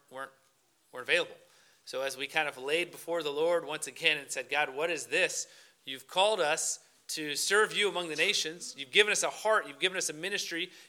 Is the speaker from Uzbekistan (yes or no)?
no; Niceville, Florida, United States; moved away as an adult; also born or lived in Indonesia; now in Singapore; We're both from Florida. That's where we grew up, and our families still live down in Niceville, Florida